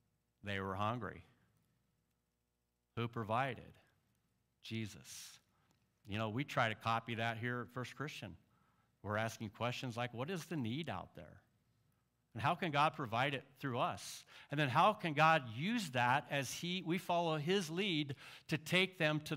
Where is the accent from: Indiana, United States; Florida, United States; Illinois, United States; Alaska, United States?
Illinois, United States; Central; I'm from Central Illinois